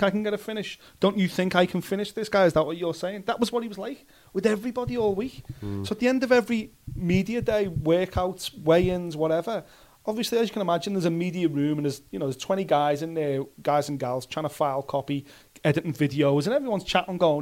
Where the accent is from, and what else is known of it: Liverpool, North West England, United Kingdom